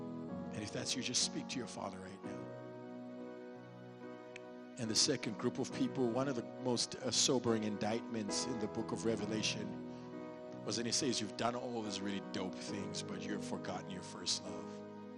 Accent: Dallas, Texas, United States; I don't do this to be creepy or because I'm from Dallas

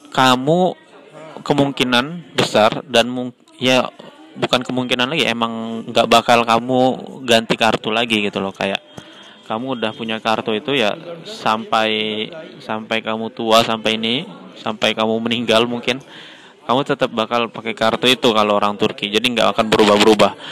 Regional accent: Tembilahan, Riau, Indonesia; moved away as an adult; now in Turkey; kalau di Tembilahan, ya, kota saya di Riau

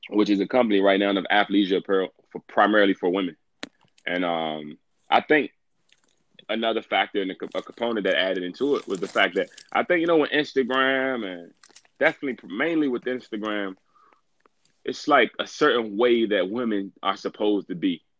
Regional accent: Washington, District of Columbia, United States; I'm from Washington D.C.

